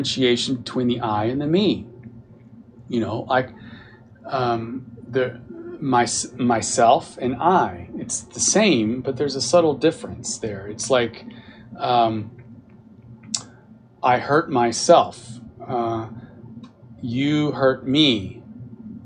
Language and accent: English; Texas, United States; Who am I, a Texan?